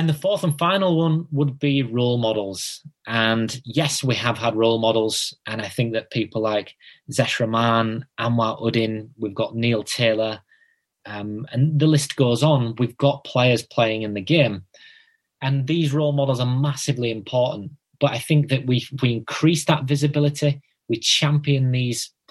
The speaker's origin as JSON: {"language": "English", "town": "Bradford", "region": "Yorkshire and the Humber", "country": "United Kingdom", "said": "I'm from Bradford, so we've got Manningham, Girlington"}